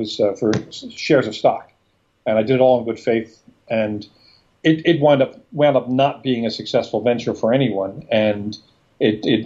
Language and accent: English; Philadelphia, Pennsylvania, United States; moved away as an adult; now in Del Mar, United States; We're up in Philadelphia. I've lived in California for 4 years